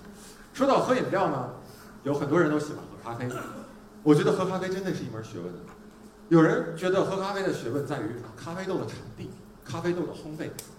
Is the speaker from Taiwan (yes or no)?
no; China; 就是我们中国人对死的这个说法挺委婉的，对吧？